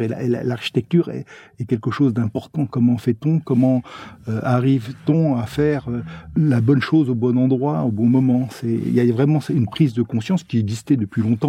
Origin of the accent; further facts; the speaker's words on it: Blois, Centre-Val de Loire, France; j'étais originaire de Blois